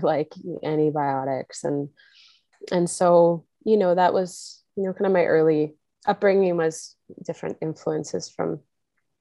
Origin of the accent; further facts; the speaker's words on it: Kamloops, British Columbia, Canada; I grew up in Kamloops, BC